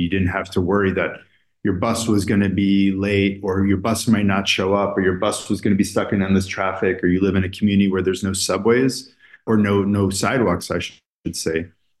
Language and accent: English; New York City, New York, United States; as a New Yorker